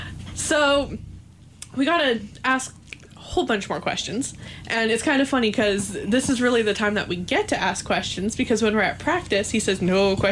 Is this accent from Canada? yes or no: yes; Winnipeg, Manitoba, Canada; moved away; We do not use cornmeal back in Winnipeg.